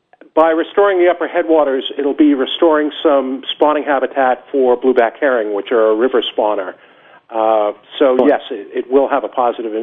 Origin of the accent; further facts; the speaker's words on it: Cape Cod, Massachusetts, United States; now in Salisbury, United States; I'm 52 years old, and I grew up down on the Cape.